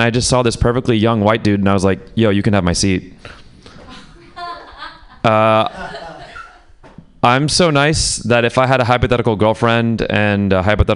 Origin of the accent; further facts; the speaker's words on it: Pakistan; I'm Pakistani